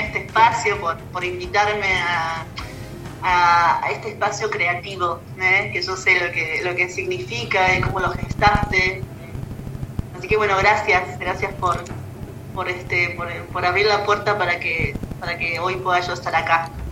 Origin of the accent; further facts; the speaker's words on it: Buenos Aires, Argentina; moved away as an adult; also born or lived in Córdoba / Merlo, San Luis / Capilla del Monte; yo soy de Buenos Aires, nací en Buenos Aires